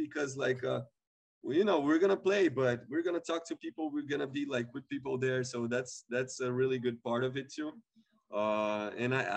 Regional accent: São Paulo, Brazil; English is a second language; We come from Southside Sao Paulo. Kind of tough way to live because we live in a very big city

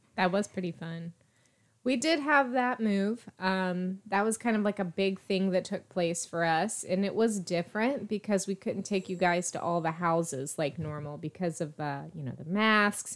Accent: East Coast, United States; now in Texas, United States; grew up on the East Coast, so I got used to watching the New Year's Eve ball drop in New York every year

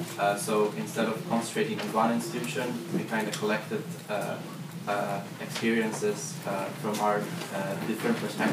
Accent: Poland; I come from Poland

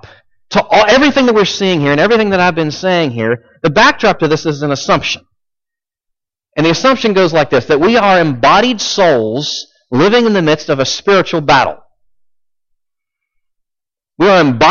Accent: United States; we're Americans. We're American tourists

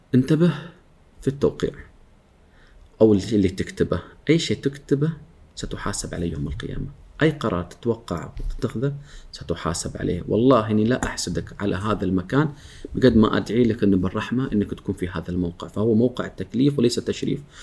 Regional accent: Oman; احنا عندنا في عمان

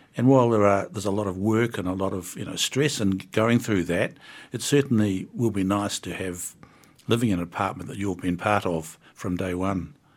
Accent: Wellington, New Zealand; I'm from the North Wellington

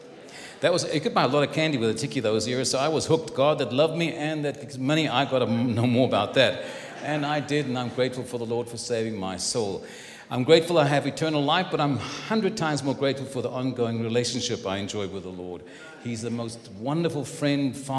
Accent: Cape Town, Western Cape, South Africa; now in San Antonio, United States; I live in San Antonio, Texas. I was born in Cape Town

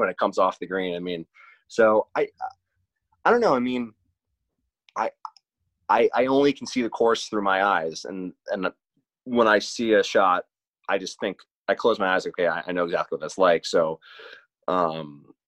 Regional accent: Larchmont, New York, United States; I grew up a mile from there, so that's literally my town. I'm from Larchmont.

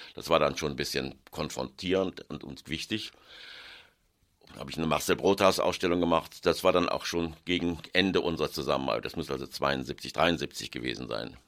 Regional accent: Cologne, North Rhine-Westphalia, Germany; moved away as an adult; also born or lived in Munich / Berlin / New York / London; ich bin in Köln geboren, 41, bin in Köln zur Schule gegangen, im Apostelgymnasium

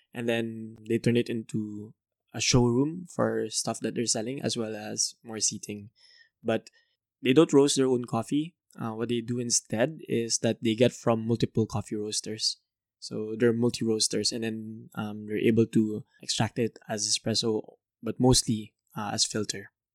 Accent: Manila, Metro Manila, Philippines; also born or lived in Canada; I'm from Manila, Philippines

